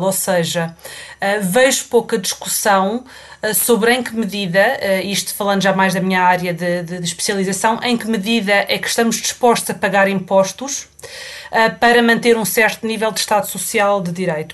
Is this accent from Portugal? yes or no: yes; Portugal; moved away as an adult; now in United Kingdom